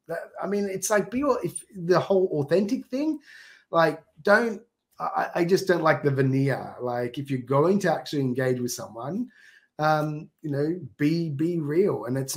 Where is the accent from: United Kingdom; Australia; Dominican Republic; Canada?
Australia; accent: Australian; now in Japan; go back to Australia, everyone says, why are you speaking funny? You know, because I've toned down my Australian accent but within like a day, I'm talking Aussie.